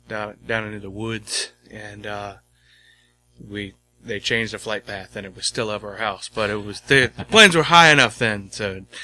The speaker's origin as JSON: {"language": "English", "town": "Sandston", "region": "Virginia", "country": "United States", "tie": "born or raised there", "said": "I grew up out by the airport."}